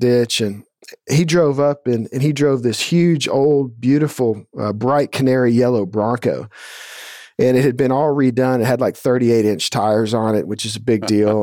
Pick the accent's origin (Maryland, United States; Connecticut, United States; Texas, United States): Texas, United States; Atascocita; I grew up in Atascocita here, which is northeast of Houston, just a suburb